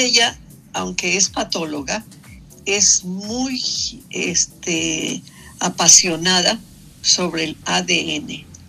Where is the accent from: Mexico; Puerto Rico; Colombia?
Mexico; Mexico City; moved away as an adult; also born or lived in San Cristóbal de las Casas, Chiapas; yo nací en eh, la ciudad de San Cristóbal de las Casas, Chiapas, ¿ves? Y crecí en la Ciudad de México